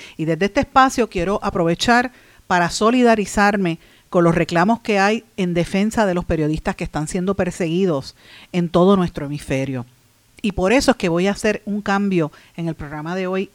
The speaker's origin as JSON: {"language": "Spanish", "country": "Puerto Rico"}